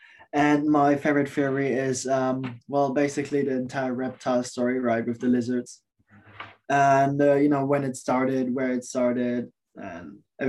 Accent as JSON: {"language": "English", "country": "Germany", "moved": "yes", "lives_now": "Canada", "said": "I'm from Germany. I just came here to Canada."}